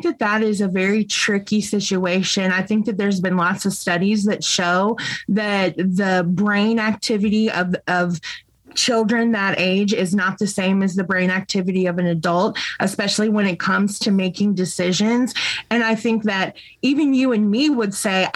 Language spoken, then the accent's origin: English; Bloomington, Illinois, United States; I was born right here in Bloomington Normal, and I attended Normal Community West High School